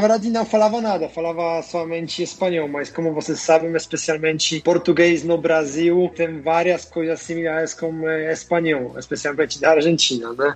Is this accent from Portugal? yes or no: no; Tychy, Silesian Voivodeship, Poland; Portuguese is a second language; moved away as an adult; also born or lived in Wrocław, Poland / Germany / India; now in Brazil; Então, eu sou do sul da Polônia, nasci em uma cidade Tychy, que está uma hora de viagem da Cracóvia. A maioria da minha vida passei morando na Polônia